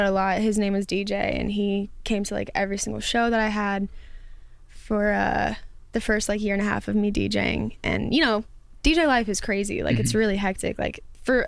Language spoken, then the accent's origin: English; Las Vegas, Nevada, United States; I was born and raised in Vegas as well